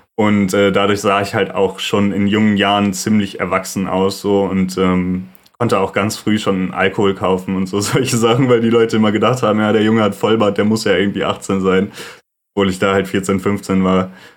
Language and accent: German; Lüdenscheid, North Rhine-Westphalia, Germany; also born or lived in Duisburg; now in Cologne, Germany; ich bin geboren 97 in Duisburg und von da aus, als ich ungefähr drei Jahre alt war, sind meine Eltern mit mir zusammen nach Lüdenscheid gezogen. Lüdenscheid im Sauerland ist ein sehr beschauliches kleines Städtchen.